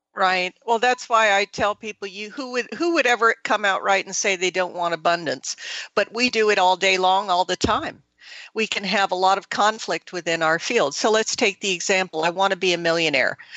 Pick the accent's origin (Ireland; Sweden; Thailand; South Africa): Thailand; moved away; I grew up in Southeast Asia. I grew up in Thailand